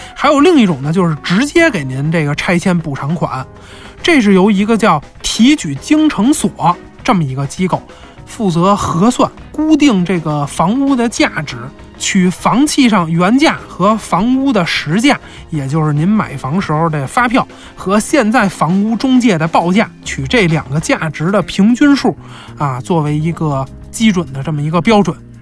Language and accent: Chinese; China; 我们中国人